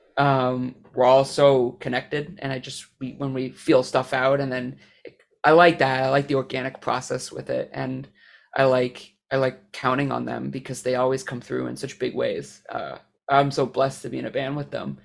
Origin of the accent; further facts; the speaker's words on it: Canada; I'm Canadian